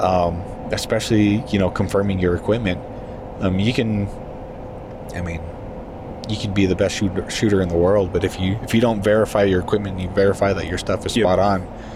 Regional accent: southern New Mexico, United States; being from there

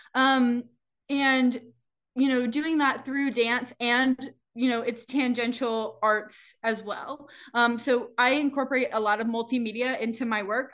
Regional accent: the South, United States; moved away; also born or lived in New York City; my growing up in the South

